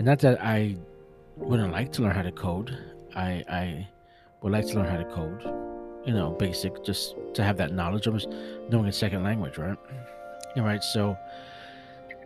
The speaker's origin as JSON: {"language": "English", "town": "New York City", "region": "New York", "country": "United States", "said": "I'm an OG from Brooklyn"}